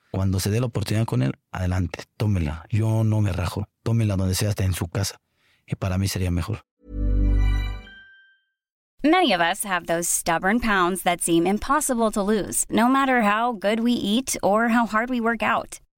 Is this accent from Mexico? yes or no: yes; Mexico; no soy el único mexicano que, que ha hecho travesías en otros países.